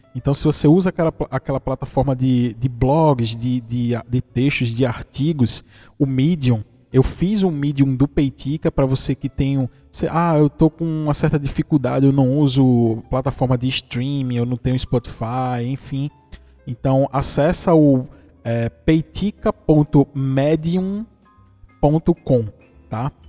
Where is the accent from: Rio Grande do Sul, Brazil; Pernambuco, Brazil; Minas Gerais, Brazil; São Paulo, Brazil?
Pernambuco, Brazil; interior of; eu sou de Pernambuco, do interior de Pernambuco